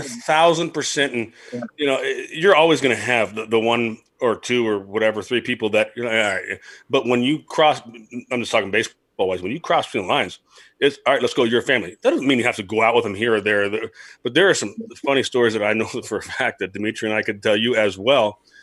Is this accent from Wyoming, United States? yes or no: no; Los Angeles, California, United States; moved away; I'm from Los Angeles